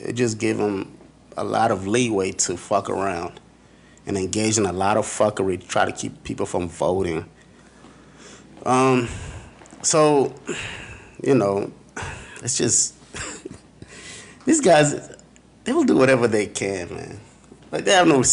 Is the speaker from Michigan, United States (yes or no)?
no; Georgia, United States; a state in the South, and that's my home state, so I know it well